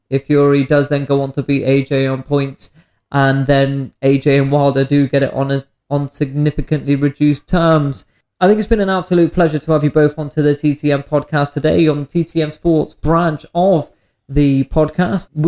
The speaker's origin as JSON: {"language": "English", "country": "United Kingdom", "said": "As the British skeptic in me, I, I would like to see that."}